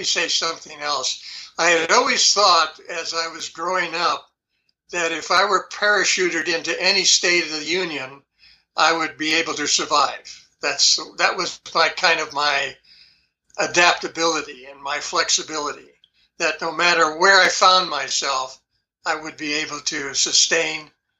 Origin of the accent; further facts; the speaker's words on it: New York City, New York, United States; born there; This would be way back when I was born in New York City, and I was probably maybe, I'm thinking, 5 or 6 years old